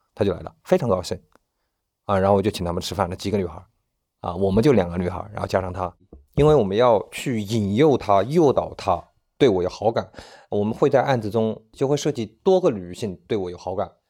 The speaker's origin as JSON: {"language": "Chinese", "country": "China", "said": "我们内地人这个节日都不看得重"}